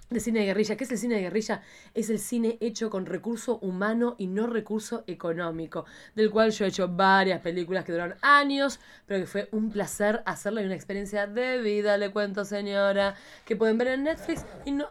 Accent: Argentina; Lo que pasa es que yo vengo de Argentina, donde todo el mundo ve el ah, partido.

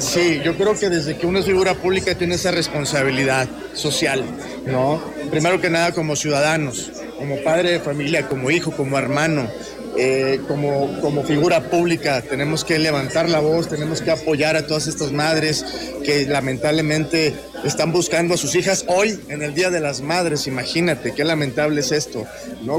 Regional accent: Monterrey, Nuevo León, Mexico; nosotros los regios

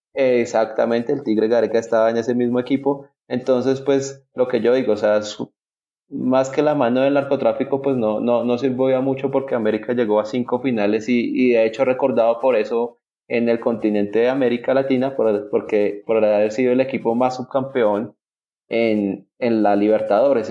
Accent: Colombia

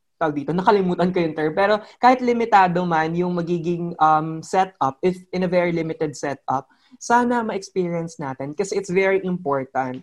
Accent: Philippines; bilang isang Pilipino

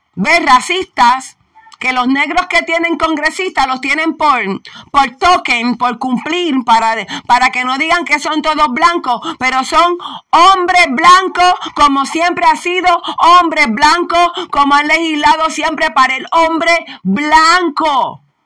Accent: Puerto Rico; si somos borinqueños, puertorriqueños

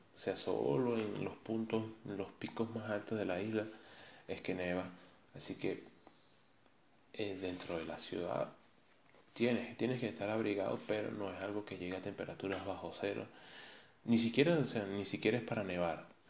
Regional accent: Caracas, Capital District, Venezuela; moved away as an adult; also born or lived in Medellín, Colombia; now in Madeira, Portugal; nací en Caracas

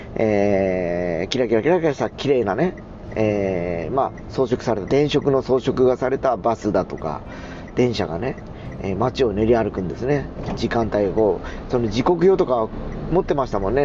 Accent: Fukuoka, Japan; 福岡市に住んでた人間なんでね。しかもあの、福岡城から西側に住んでた子供なんで

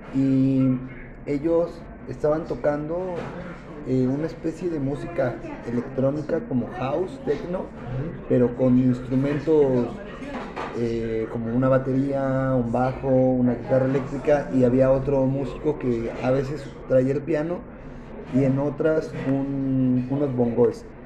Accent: Mexico City, Mexico; also born or lived in Durango; yo nací aquí en la Ciudad de México

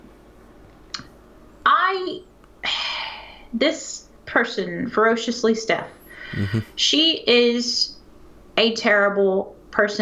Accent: Texas, United States; I'm from Texas

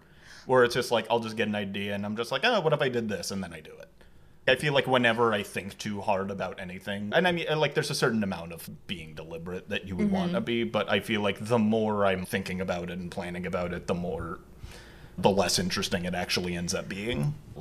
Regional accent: San Diego, California, United States; I'm from San Diego originally, but I have a lot of family in L.A.

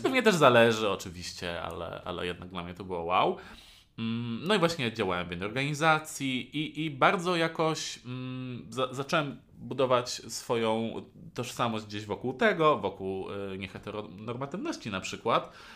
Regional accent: near Warsaw, Masovian Voivodeship, Poland; no ja jestem spod Warszawy, więc ja mieszkałem w, dalej pod Warszawą

